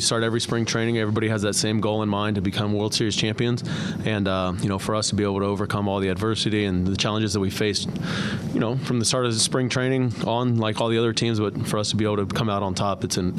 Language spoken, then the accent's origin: English; Houston, Texas, United States; I'm from the Houston area, and I grew up an Astros fan.